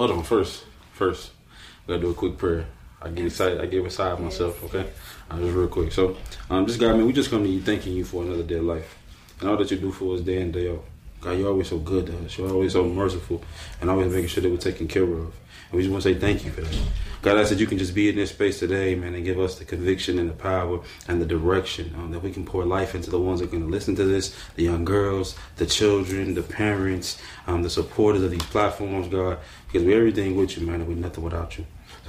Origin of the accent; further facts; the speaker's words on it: Arkansas, United States; we're from Arkansas